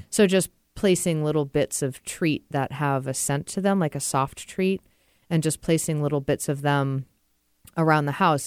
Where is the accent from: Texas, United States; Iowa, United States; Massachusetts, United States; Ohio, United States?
Massachusetts, United States; moved away as an adult; also born or lived in Vermont / Seattle area, Washington; now in Washington, United States; I grew up about twenty minutes outside of Gillette Stadium, which is where the New England Patriots play. So I grew up in Massachusetts, born and raised